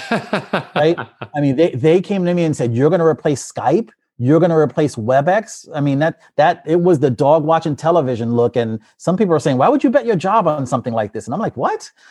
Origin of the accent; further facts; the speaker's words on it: New York City, New York, United States; moved away as an adult; also born or lived in New Jersey / Pennsylvania; I grew up in the Bronx